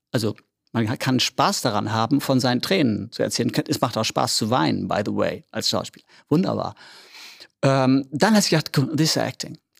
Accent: Oldenburg, Lower Saxony, Germany; accent: norddeutsch; moved away as an adult; also born or lived in Berlin; Ich bin ein richtiger Oldenburger Jung, ne? Bin hier geboren in Oldenburg

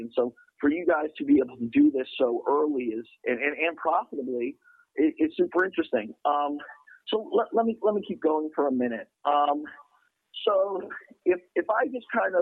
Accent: United States

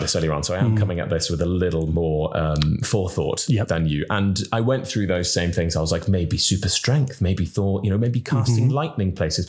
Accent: Cardiff, Wales, United Kingdom; I'm from Cardiff. I'm from Cardiff, for God's sake. I know I don't sound like it.

